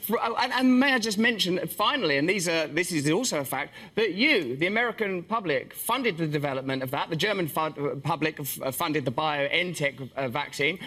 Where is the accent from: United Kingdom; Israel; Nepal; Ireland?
United Kingdom; England; I'm English